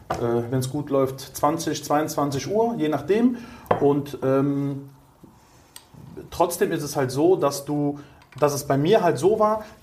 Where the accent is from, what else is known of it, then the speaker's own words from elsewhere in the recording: Cologne, North Rhine-Westphalia, Germany; Ähm, ich bin gerade 37 geworden, komme aus Köln, ja. bin auch gebürtiger Kölner mit italienischen Wurzeln.